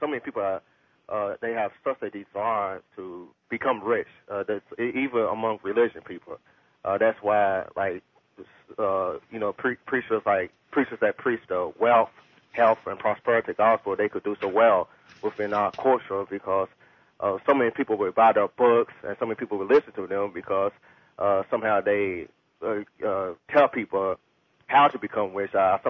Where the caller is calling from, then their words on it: Louisville, Kentucky, United States; I'm calling from Louisville, Kentucky.